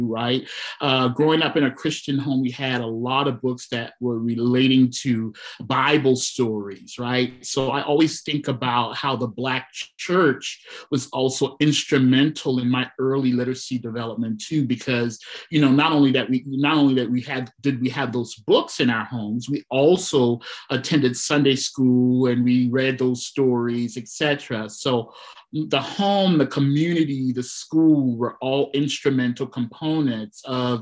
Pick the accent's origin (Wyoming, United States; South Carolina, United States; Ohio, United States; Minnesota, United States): South Carolina, United States; I'm from South Carolina